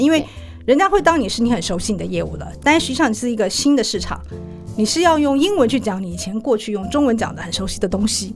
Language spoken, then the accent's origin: Chinese; Taiwan; also born or lived in Singapore; 因为我们会讲公台语嘛